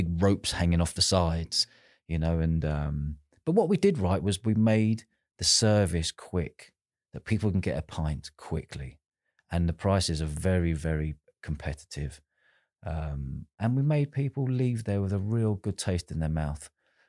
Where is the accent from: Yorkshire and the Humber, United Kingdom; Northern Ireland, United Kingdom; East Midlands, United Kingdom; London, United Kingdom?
London, United Kingdom; I was from London, she was from Manchester, but we were all in the same festival together